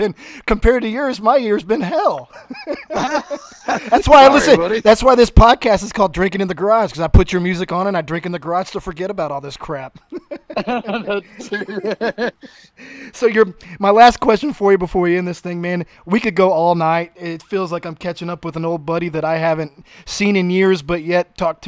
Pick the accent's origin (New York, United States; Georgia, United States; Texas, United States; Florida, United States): Texas, United States; Alvin; my hometown in Alvin